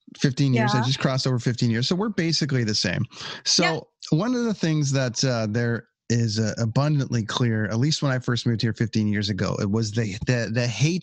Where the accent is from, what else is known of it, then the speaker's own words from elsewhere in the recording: Oshawa, Ontario, Canada; moved away as an adult; now in Cloverdale, Canada; we're both imports from the East. I'm from Oshawa, Port Perry, east of Toronto area.